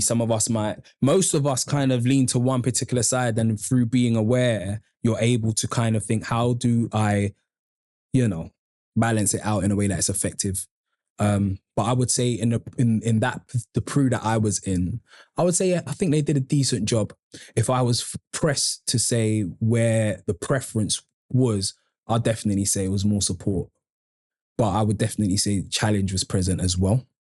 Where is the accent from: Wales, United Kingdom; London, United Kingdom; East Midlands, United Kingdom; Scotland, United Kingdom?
London, United Kingdom; I grew up on Andover Estate